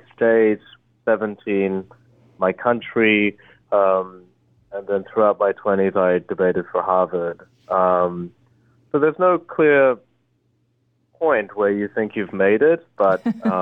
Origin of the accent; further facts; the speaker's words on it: Australia; English is a second language; also born or lived in Korea; I moved to Australia. I moved when I was 8, and I didn't speak English at the time